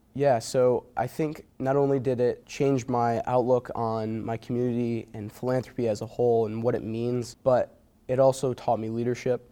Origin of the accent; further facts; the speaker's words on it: Watertown, New York, United States; moved away as an adult; also born or lived in Potsdam, New York; a lot of my hometown friends that I graduated from Watertown High